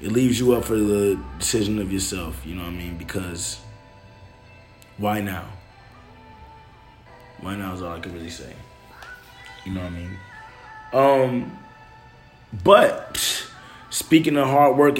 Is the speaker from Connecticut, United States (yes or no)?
no; Detroit, Michigan, United States; I come from Detroit.